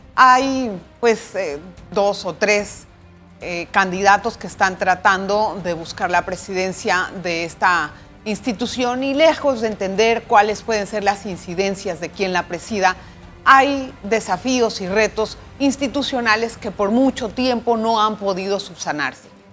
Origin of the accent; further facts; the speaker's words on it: Panama; todos somos panameños